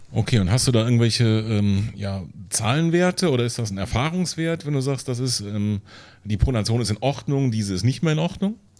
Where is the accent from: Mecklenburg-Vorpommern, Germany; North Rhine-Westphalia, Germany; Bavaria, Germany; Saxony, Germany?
North Rhine-Westphalia, Germany; Siegburg area; now in Neunkirchen-Seelscheid, Germany; ich komme hier aus der Ecke